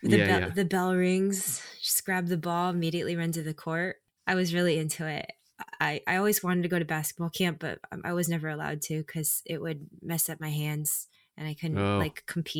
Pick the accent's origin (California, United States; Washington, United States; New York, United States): California, United States; San Jose; I just, you know, went to school, born and raised, grew up doing classical music.